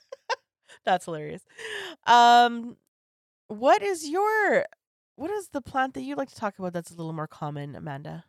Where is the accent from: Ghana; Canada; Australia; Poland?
Canada; I'm so Canadian